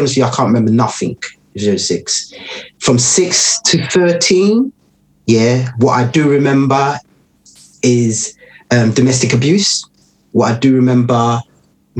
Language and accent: English; London, United Kingdom; growing up in Tottenham